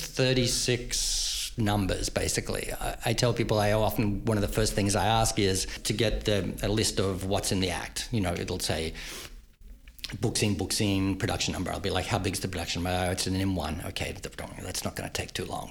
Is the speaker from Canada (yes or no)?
no; Queensland, Australia; moved away as an adult; now in United States; I grew up in Queensland, Northern Australia